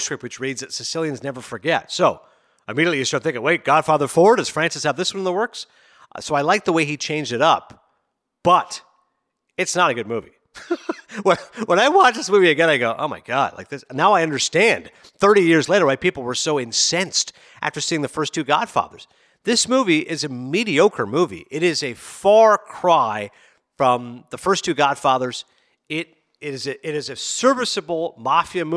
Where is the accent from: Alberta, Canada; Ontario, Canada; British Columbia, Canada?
Ontario, Canada; Toronto; I'm from Toronto